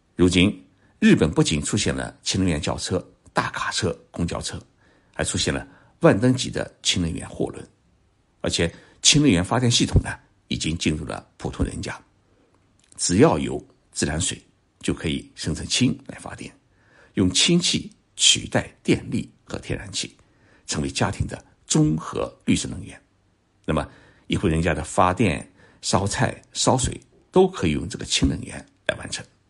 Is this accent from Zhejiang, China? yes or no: yes; Zhoushan, Zhejiang, China; moved away; 我的家乡舟山市的一个渔山岛